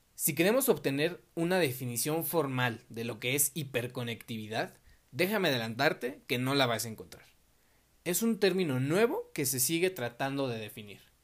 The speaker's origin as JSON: {"language": "Spanish", "region": "Mexico City", "country": "Mexico", "said": "yo tengo 20 años, soy de la Ciudad de México"}